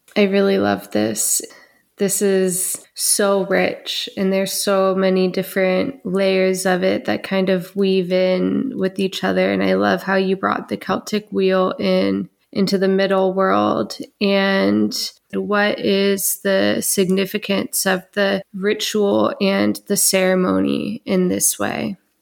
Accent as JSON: {"language": "English", "country": "United States", "said": "as an American woman"}